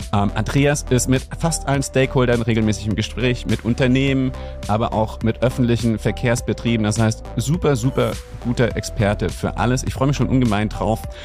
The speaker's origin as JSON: {"language": "German", "country": "Germany", "said": "hier bei uns in Deutschland"}